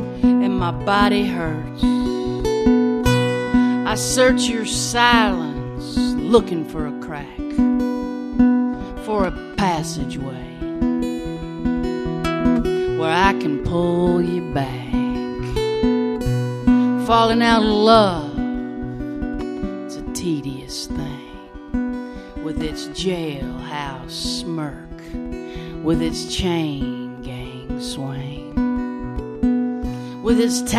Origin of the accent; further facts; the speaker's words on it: Baton Rouge, Louisiana, United States; also born or lived in New Orleans; I was born in New Orleans, and I was raised in Baton Rouge, and when those hurricanes hit, those were my people, and it hit pretty hard.